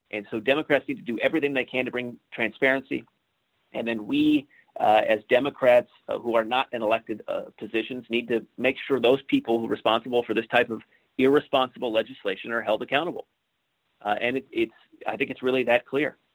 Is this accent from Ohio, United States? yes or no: no; Ellensburg, Washington, United States; my hometown, Ellensburg, Washington